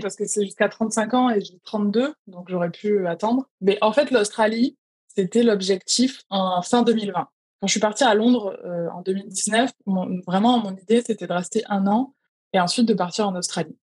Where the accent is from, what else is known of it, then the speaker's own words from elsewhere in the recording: France; moved away as an adult; also born or lived in London; quand j'ai quitté la France il y a quatre ans